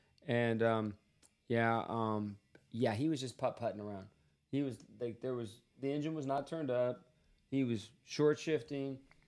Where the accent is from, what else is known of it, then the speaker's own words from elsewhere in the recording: San Francisco, California, United States; we're from San Francisco.